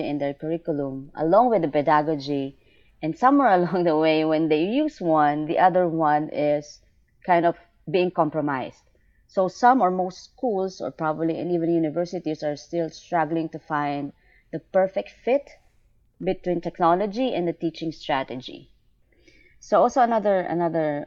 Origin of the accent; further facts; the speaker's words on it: Philippines; I came from Asia. I'm from the Philippines.